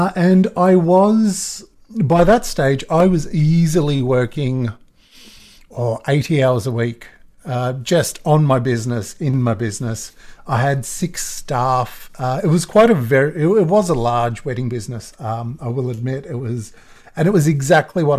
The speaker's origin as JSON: {"language": "English", "country": "Australia", "accent": "Australian", "said": "my Australian accent"}